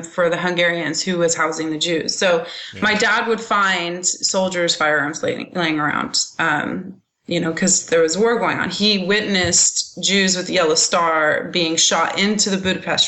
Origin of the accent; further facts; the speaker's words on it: Lodi, California, United States; also born or lived in Linden, California; I was born in Lodi technically, but I've lived the majority of my life on this facility, on this property